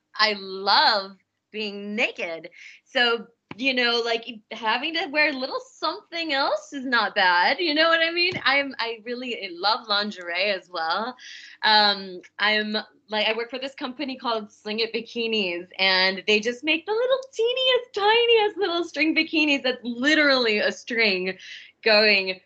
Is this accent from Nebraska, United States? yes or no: yes; Omaha, Nebraska, United States; I'm from Omaha.